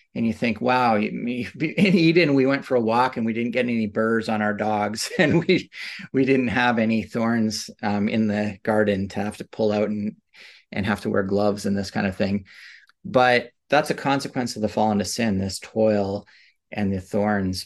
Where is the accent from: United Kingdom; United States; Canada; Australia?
Canada; I grew up in suburbs in Canada